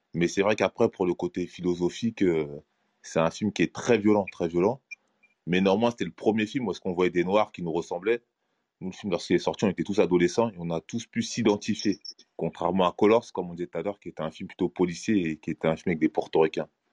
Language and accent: French; Sarcelles, Île-de-France, France; je suis de Sarcelles